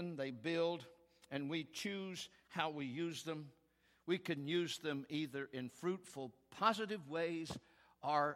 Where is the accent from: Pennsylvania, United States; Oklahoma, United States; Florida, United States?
Oklahoma, United States; We're from Oklahoma